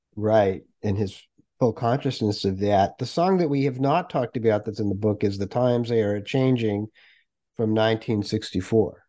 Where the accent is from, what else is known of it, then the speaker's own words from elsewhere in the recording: Worcester, Massachusetts, United States; I grew up in New England